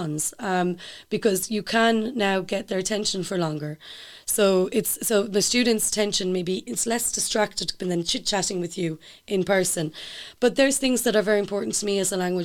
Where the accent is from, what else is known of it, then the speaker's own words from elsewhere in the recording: Ireland; moved away as an adult; now in Italy; as Irish people